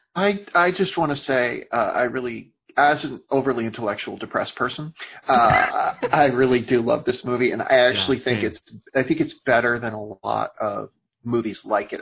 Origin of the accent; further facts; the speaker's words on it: Great Plains, United States; I grew up in the Great Plains